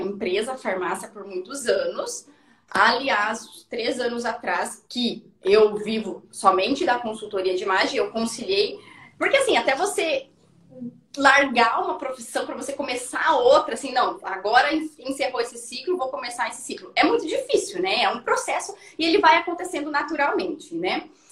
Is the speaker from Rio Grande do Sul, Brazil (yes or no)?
no; interior of Paraná, Brazil; a menina do interior, assim como a Suelen, eu né, também sou do interior do Paraná